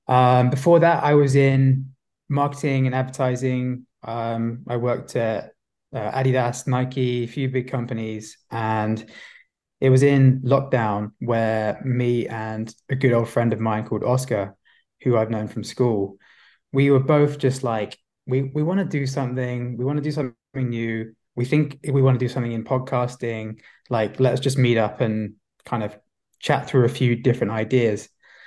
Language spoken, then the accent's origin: English; London, United Kingdom; I'm actually from London. Yeah, but maybe there's a bit of an Aussie twang. I've never actually been to Australia